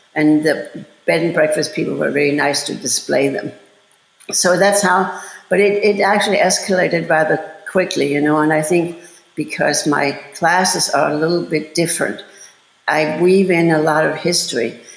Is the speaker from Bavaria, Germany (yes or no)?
yes; Bavaria, Germany; moved away as an adult; also born or lived in Los Angeles / Chicago; I'm from Bavaria and we have horrible winters.